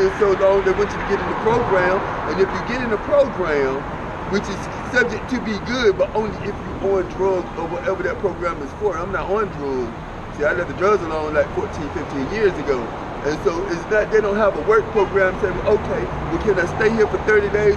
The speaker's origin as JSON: {"language": "English", "region": "North Carolina", "country": "United States", "moved": "as an adult", "lives_now": "Texas, United States", "said": "I'm from North Carolina"}